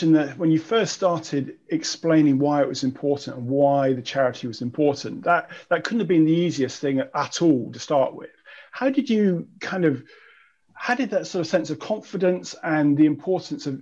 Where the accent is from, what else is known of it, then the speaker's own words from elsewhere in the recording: Taunton, South West England, United Kingdom; we're both from Taunton